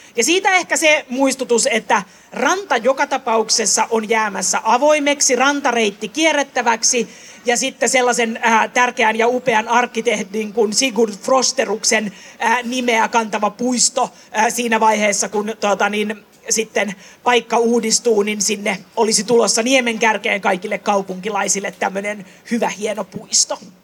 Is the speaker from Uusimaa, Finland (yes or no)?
yes; Helsinki, Uusimaa, Finland; mä oon syntyisin Töölöstä itse tuota, niin tuolta Lemminkäisen kujalta